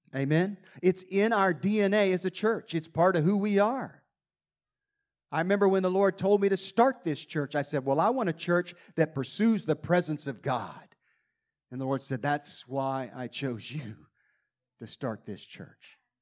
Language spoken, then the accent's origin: English; United States; I came all the way from America